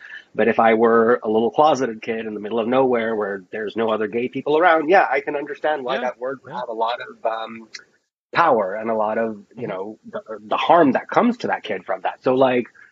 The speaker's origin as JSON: {"language": "English", "region": "Florida", "country": "United States", "tie": "born or raised there", "accent": "Jersey", "said": "I grew up in Florida"}